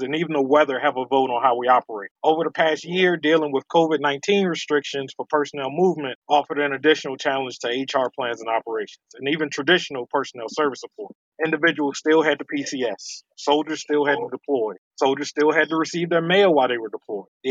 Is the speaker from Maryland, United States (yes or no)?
yes; Baltimore, Maryland, United States; moved away as an adult; I'm from Baltimore, Maryland, home of amazing seafood and, of course, the Baltimore Ravens. Grew up in Baltimore my entire life